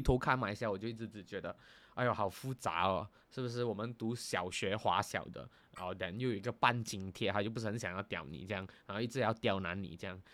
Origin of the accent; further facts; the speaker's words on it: Malaysia; 我们马来西亚人